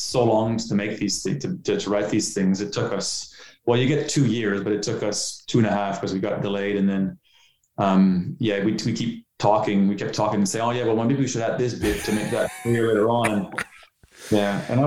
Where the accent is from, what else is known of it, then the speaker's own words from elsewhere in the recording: Canada; moved away as an adult; also born or lived in Ottawa; now in Australia; I'm Canadian. So as you can tell, I don't have an Australian accent